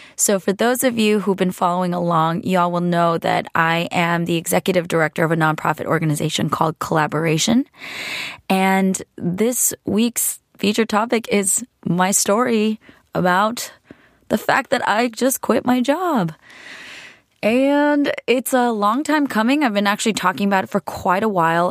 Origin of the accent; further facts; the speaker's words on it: California, United States; being a California girl